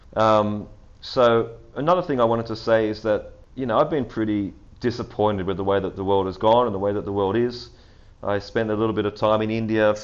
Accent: Australia; being Australian

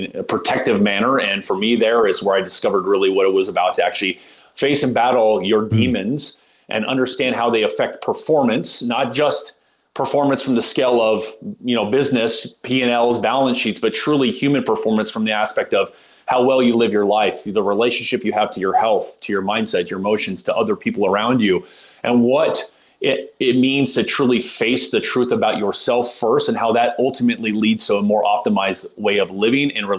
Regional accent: Southern California, United States; a family growing up in Southern California of athletes

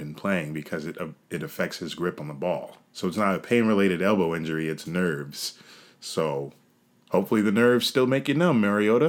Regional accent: New York, United States; also born or lived in Pennsylvania; I'm from New York.

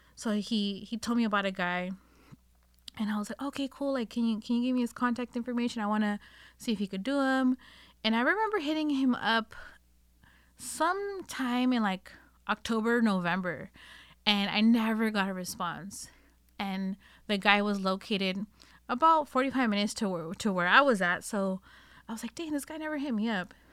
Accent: Northern California, United States; I was born and raised here in Northern California

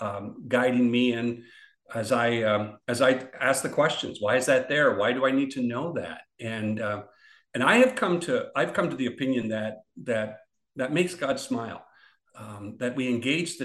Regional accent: Canada; We Canadians

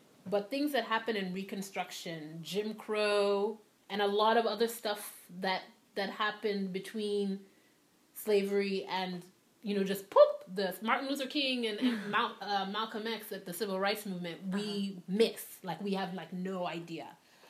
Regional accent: Nigeria; moved away as an adult; also born or lived in Liberia / New York; now in United States; I was born in Liberia to Sierra Leonean parents. And then I moved to Nigeria when I was 6. And I lived in Nigeria from when I was 6 to 18.

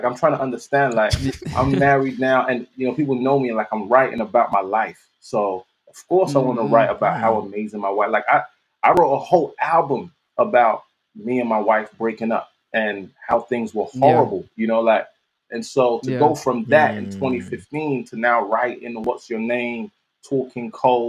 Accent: London, United Kingdom; I'm from South, Southwest, SW16.

